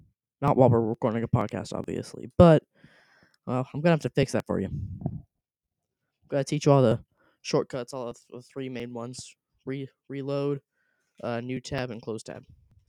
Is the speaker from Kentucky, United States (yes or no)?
yes; Louisville, Kentucky, United States; also born or lived in Sanford, North Carolina; I was born in Sanford, North Carolina, where we lived in an apartment. Then we moved to Louisville and lived in an apartment.